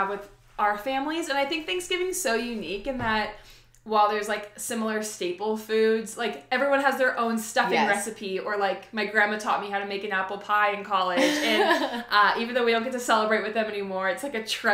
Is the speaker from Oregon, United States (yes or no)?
yes; Oregon, United States; moved away as an adult; also born or lived in Arizona; I grew up in Oregon